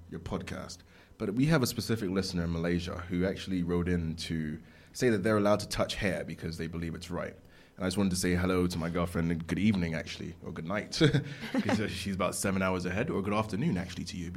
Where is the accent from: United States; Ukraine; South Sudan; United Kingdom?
United Kingdom; I'm British.